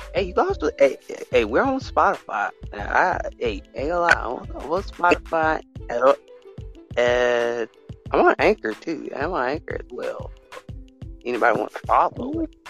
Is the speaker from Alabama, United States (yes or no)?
yes; Alabama, United States; I'm from America, but I'm from Alabama, basically, a little small state